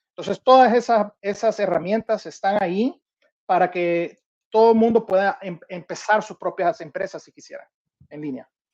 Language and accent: Spanish; El Salvador; moved away; also born or lived in Minneapolis, United States; yo siendo salvadoreño, la realidad siempre quería poder regresar a mi país